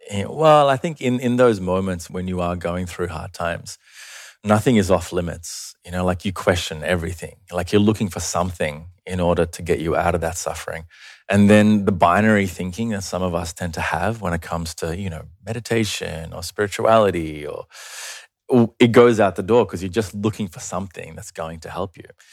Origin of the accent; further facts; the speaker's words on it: Australia; also born or lived in Sri Lanka; I was born there, but I migrated to Australia when I was five